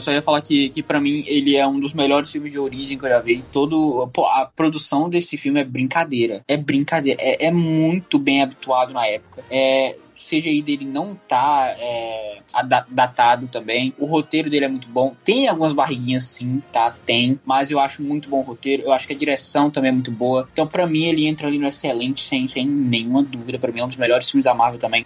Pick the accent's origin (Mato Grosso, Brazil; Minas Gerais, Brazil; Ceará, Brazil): Ceará, Brazil; nasci no Ceará